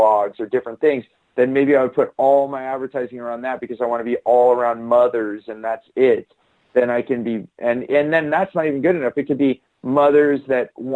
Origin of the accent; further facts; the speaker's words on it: Silicon Valley, California, United States; I grew up in Silicon Valley in California